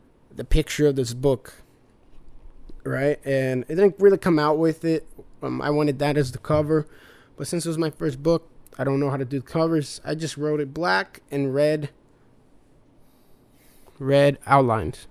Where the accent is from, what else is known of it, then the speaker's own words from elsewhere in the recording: United States; also born or lived in Brazil; I was born in Brazil, but mostly raised here in America. So I am an American at heart, but Brazilian by birth